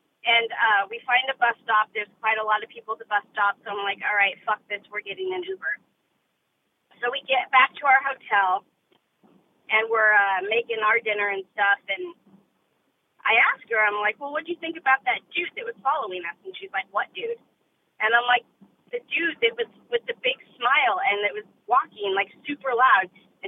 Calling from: Oregon, United States; I'm from Oregon.

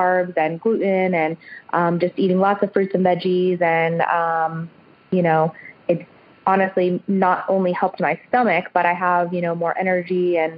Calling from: Northern Virginia, United States; I am calling from Northern Virginia, right outside of D.C.

